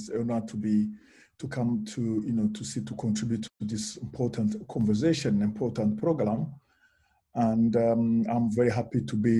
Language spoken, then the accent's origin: English; Russia; born there; English is a second language; Yes, I was born in Russia, but it was during Soviet time, not post.